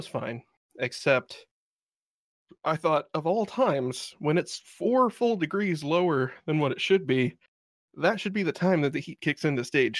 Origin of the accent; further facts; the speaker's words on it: Midwest, United States; I'm from the Midwest, guys.